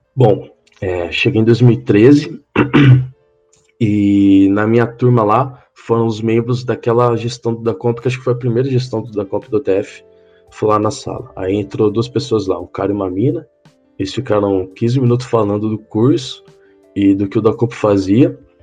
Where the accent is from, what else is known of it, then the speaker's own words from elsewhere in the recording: Rio Claro, São Paulo, Brazil; moved away as an adult; also born or lived in Cornélio Procópio; eu só nasci em São Paulo, mas com oito ou nove meses de vida eu me mandei para Rio Claro, no interior de São Paulo. Aí eu cresci lá.